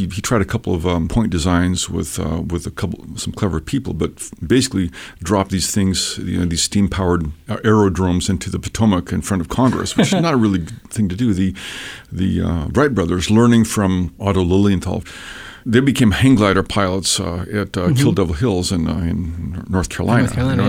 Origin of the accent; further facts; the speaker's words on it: Ecuador; also born or lived in Peru / Washington State, United States; Basically, I'm from Washington State. {S0} Okay. {S1} But I was raised in South America, in Ecuador and Peru. My folks were in the Foreign Service.